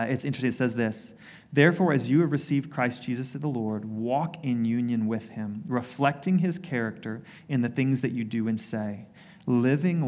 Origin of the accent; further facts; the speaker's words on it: United States; my story growing up in the U.S.